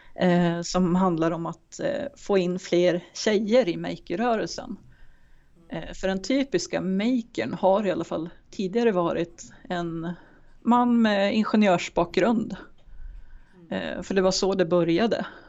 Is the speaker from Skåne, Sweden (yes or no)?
no; Timrå, Västernorrland County, Sweden; also born or lived in Germany; now in Sundsvall, Sweden; Jag är uppvuxen i Timrå men har bott i Sundsvall i stora delar av